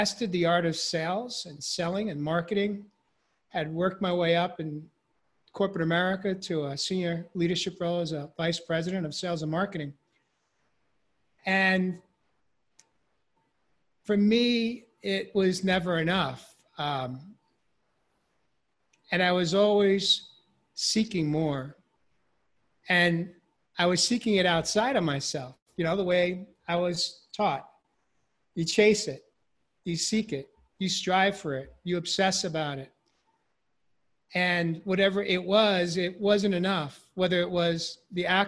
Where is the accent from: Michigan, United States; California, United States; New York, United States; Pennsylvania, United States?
New York, United States; I grew up in New York